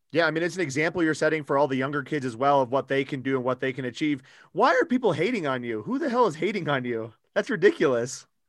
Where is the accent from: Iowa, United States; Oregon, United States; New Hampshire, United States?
Iowa, United States; Newton; I'm from Newton, Iowa